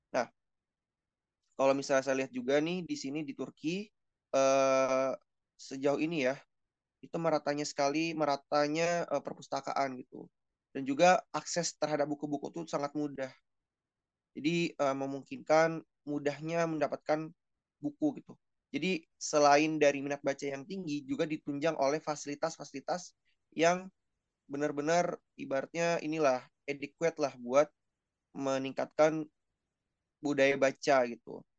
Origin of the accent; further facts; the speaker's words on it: South Jakarta, Jakarta, Indonesia; Ya saya sebagai orang Jakarta Selatan ya yang dulu sering makan di warteg